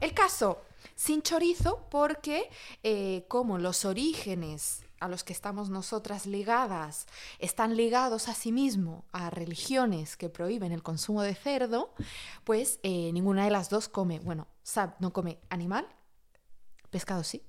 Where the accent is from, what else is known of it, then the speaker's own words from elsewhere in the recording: Catalonia, Spain; moved away as an adult; also born or lived in Madrid, Spain; now in Paris, France; viví mucho tiempo en Cataluña